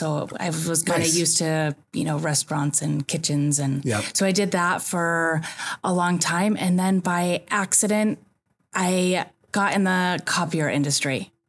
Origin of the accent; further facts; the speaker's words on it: Elmira, New York, United States; moved away as an adult; now in California, United States; I actually grew up in Elmira, New York, in upstate New York.